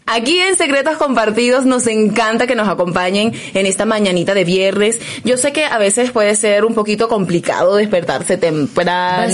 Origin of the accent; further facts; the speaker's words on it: Caracas, Capital District, Venezuela; soy caraqueña, entonces claro que hay diferencias un poquito allí en el léxico